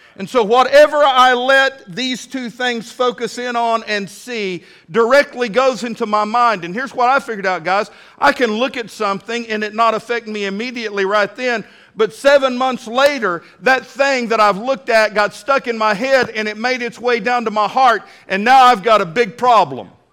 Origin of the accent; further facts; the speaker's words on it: Midland, Texas, United States; now in Fort Smith, United States; When I was a little bitty boy growing up in Midland, Texas